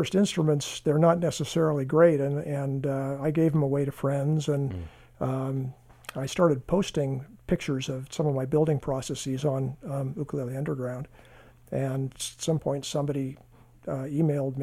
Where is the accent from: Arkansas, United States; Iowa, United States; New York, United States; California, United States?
California, United States; Northern; I grew up in Northern California in, say, the 50s